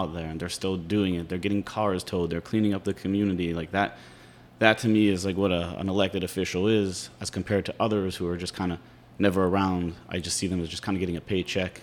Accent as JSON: {"language": "English", "town": "Pittsburgh", "region": "Pennsylvania", "country": "United States", "said": "I'm from Pittsburgh"}